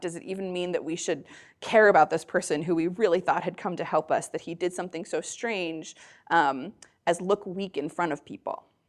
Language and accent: English; United States; I'm a white person, I grew up in America